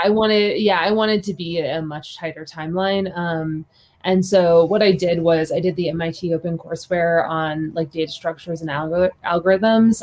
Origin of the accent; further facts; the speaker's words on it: Kansas City suburbs, United States; moved away; also born or lived in Hong Kong / Seoul / Paris / London; Kansas City was my hometown